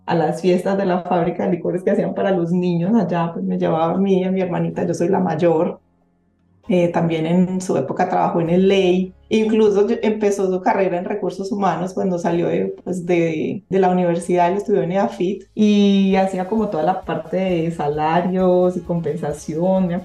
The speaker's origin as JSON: {"language": "Spanish", "region": "Antioquia", "country": "Colombia", "said": "como, como buenos paisas, eh, pues eran fiestas muy animadas y terminaban todos bailando"}